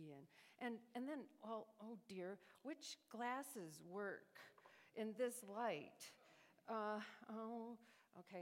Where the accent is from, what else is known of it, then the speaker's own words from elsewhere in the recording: New York, United States; moved away as an adult; also born or lived in Chicago / Cleveland; now in Dallas, United States; I grew up in New York State